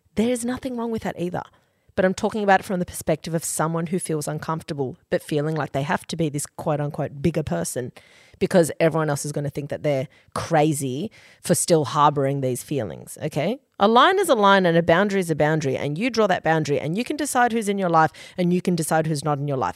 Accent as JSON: {"language": "English", "region": "Queensland", "country": "Australia", "moved": "yes", "lives_now": "Sydney, Australia", "said": "we are from Queensland, but she lives in Sydney and so"}